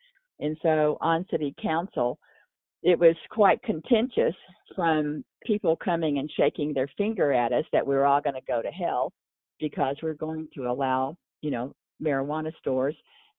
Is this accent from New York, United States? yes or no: no; Texas, United States; moved away as an adult; now in Durango, United States; I talk funny, okay? So I grew up in Texas. I came to ski in Colorado, and I never went home.